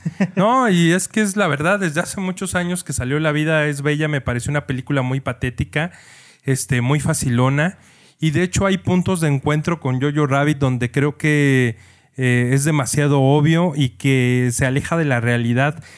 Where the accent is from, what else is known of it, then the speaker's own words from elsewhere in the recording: Mexico; como mexicano